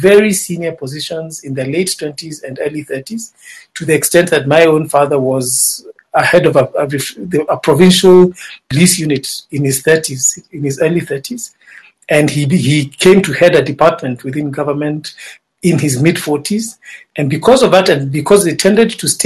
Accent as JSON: {"language": "English", "town": "Nakuru", "region": "Nakuru County", "country": "Kenya", "tie": "born or raised there", "also_born_or_lived": "Machakos", "said": "I am from Kenya"}